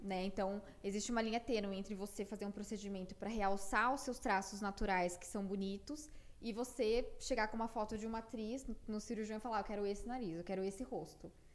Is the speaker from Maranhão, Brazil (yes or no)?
no; Piracicaba, São Paulo, Brazil; moved away as an adult; also born or lived in Porto Alegre; now in São Paulo, Brazil; eu nasci em Piracicaba, né, aqui pertinho de São Paulo, dá mais ou menos uma hora e meia daqui